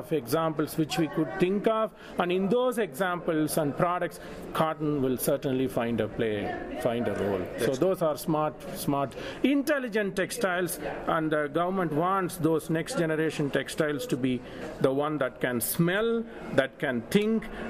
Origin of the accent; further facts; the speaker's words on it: India; moved away as an adult; also born or lived in Leeds, England; now in Lubbock, United States; I was born in India. I had my basic Bachelor of Technology Engineering education in textile materials, master's in India.